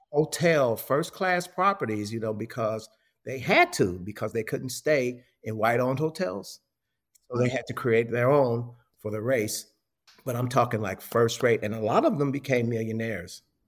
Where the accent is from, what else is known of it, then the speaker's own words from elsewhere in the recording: Chicago, Illinois, United States; moved away; I'm from Chicago originally